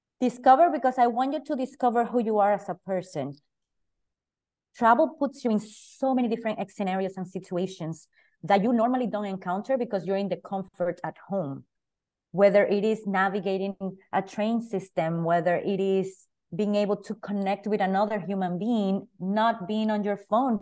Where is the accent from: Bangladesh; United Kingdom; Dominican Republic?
Dominican Republic; moved away as an adult; also born or lived in New York City, United States; now in New Jersey, United States; New York City is the first state that I came from Dominican Republic at 17 years old